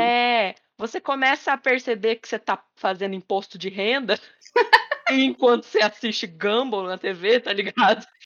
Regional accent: Paraná, Brazil; moved away; Colégio SESI, lá da minha cidade, né? Lá do Paraná.

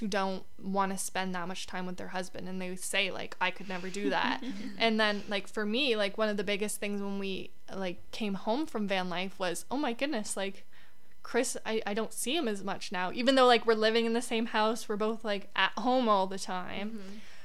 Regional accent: Canada; as a Canadian too

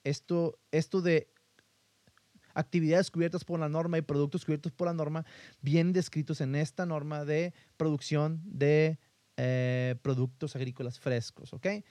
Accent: northern Mexico, Mexico; De aquí de donde yo soy, esta parte del norte de México

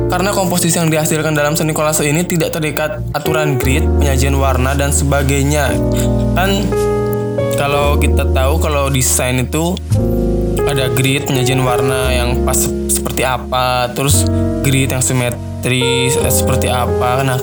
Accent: West Java, Indonesia; Awalnya karena gue orang Sunda aslinya

